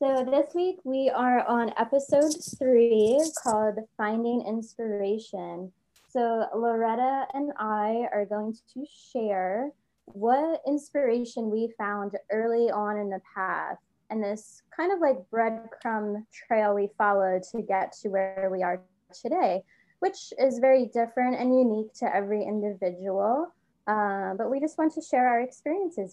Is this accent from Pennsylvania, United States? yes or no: yes; Easton, Pennsylvania, United States; moved away as an adult; also born or lived in Philadelphia, Pennsylvania; my hometown of Easton, Pennsylvania, but at the time I was living in Philadelphia